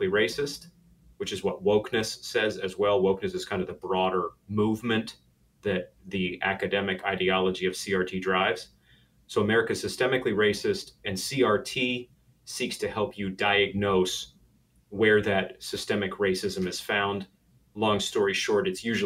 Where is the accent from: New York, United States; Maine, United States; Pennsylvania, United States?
Maine, United States; coastal; now in Conway, United States; I'm originally from coastal Maine. But even though I grew up in Maine